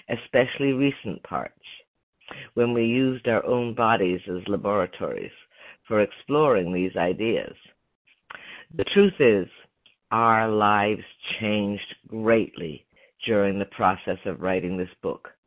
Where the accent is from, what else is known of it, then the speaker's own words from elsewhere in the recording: Beaver, Pennsylvania, United States; I grew up in Beaver, Pennsylvania, a small town outside Pittsburgh, where we lived in a real old style neighborhood.